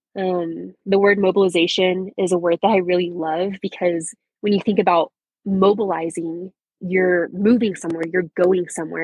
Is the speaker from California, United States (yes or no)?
no; Canadian, Texas, United States; I was raised in a small town, good old Canadian Texas.